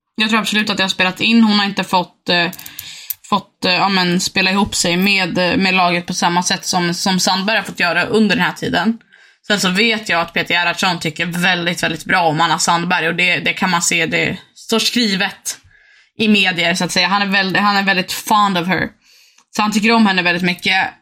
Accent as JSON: {"language": "Swedish", "town": "Uppsala", "region": "Uppsala County", "country": "Sweden", "said": "vi är från Uppsala"}